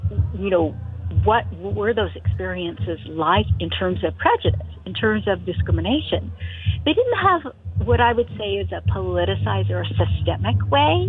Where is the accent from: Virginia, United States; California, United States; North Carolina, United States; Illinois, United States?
California, United States; San Francisco Bay Area; my own growing up in the Bay Area in California